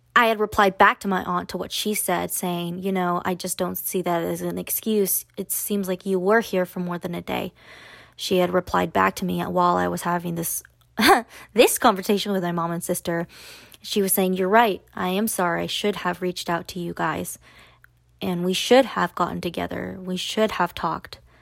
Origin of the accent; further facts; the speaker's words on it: Austin, Texas, United States; I am from Austin. We live in Austin